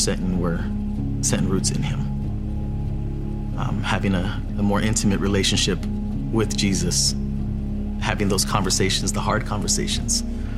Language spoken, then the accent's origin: English; San Diego, California, United States; moved away as an adult; growing up in San Diego